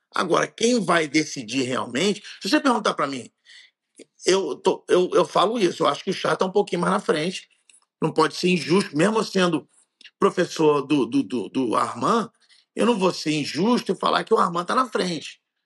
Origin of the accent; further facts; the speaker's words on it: Rio de Janeiro, Brazil; eu sou carioca